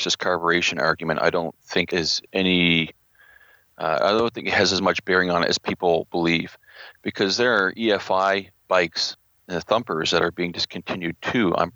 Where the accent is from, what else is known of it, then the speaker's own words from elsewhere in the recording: New Brunswick, Canada; I'm from New Brunswick in the east coast of Canada